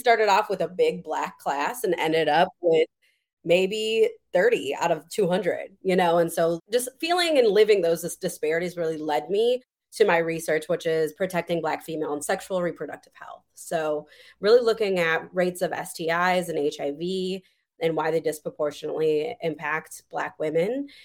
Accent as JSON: {"language": "English", "town": "Madison", "region": "Wisconsin", "country": "United States", "tie": "born or raised there", "said": "I'm from raised and born, born and raised in Madison, Wisconsin."}